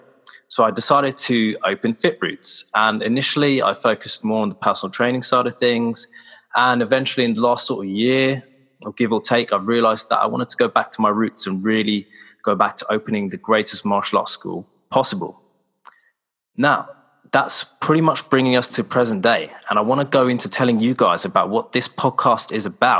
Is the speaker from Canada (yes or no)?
no; Slough, South East England, United Kingdom; I'm from Slough in the UK, which is in Berkshire and 20 miles west of central London.